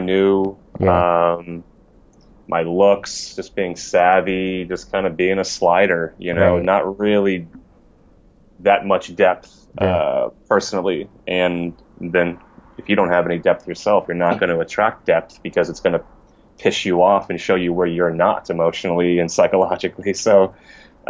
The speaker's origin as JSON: {"language": "English", "town": "Poway", "region": "California", "country": "United States", "tie": "born or raised there", "also_born_or_lived": "Los Angeles, United States", "said": "I'm from San Diego, okay. Raised in Poway"}